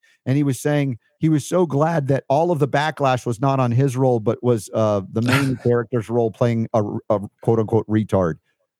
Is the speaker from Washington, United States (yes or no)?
no; New York, United States; moved away; also born or lived in Florida / Georgia; I was a transplanted honorary Southerner from New York. We went to Florida, then we get into Georgia, and Coca-Cola is owned there.